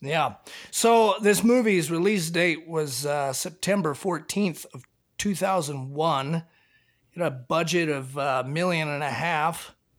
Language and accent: English; Washington, United States; growing up in Washington